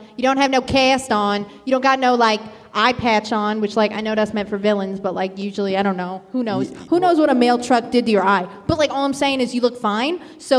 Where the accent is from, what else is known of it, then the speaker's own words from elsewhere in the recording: Philadelphia, Pennsylvania, United States; I'm from Philly. What up? 215.